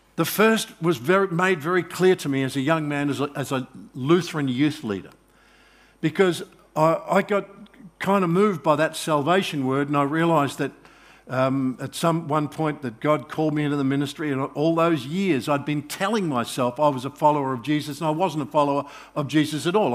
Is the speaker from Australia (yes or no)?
yes; Australia; I'm Australian, I'm not, I'm not Israeli